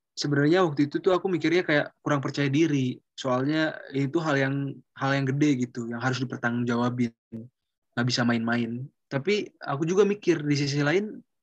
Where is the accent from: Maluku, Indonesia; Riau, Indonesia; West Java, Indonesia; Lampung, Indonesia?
West Java, Indonesia; Bandung; aku orang Bandung dan rumah aku dekat sama SMA aku, aku dari SMA 20